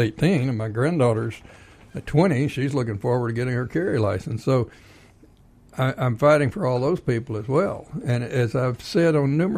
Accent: Texas, United States; now in Georgia, United States; I'm from Texas.

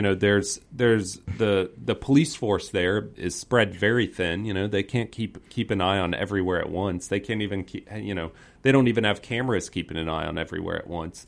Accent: Peachtree Corners, Georgia, United States; I grew up in the Peachtree Corners, North Cross area, so just north of Atlanta.

